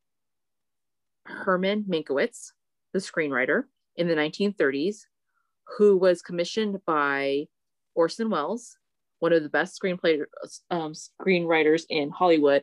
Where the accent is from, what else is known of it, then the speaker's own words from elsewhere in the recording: Philippines; I'm Filipino